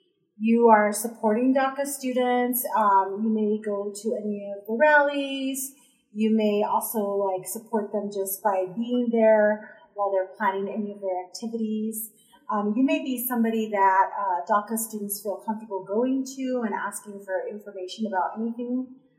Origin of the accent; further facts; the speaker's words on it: Texas, United States; moved away as an adult; now in Idaho, United States; When I first got here to Idaho, I came from Texas.